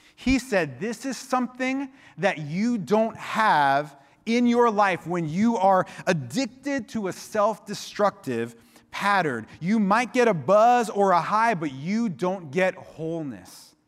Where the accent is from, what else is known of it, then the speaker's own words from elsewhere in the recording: Miami, Florida, United States; now in Santa Cruz, United States; I grew up in Miami